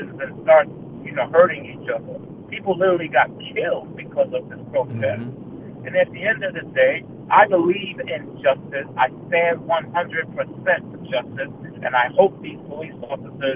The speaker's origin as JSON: {"language": "English", "country": "United States", "said": "as African American people"}